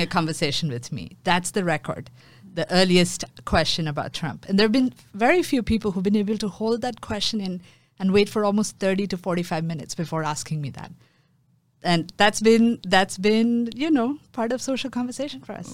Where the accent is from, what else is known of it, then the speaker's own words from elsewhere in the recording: Mumbai, Maharashtra, India; now in Singapore; I grew up in Mumbai, um, which is my hometown.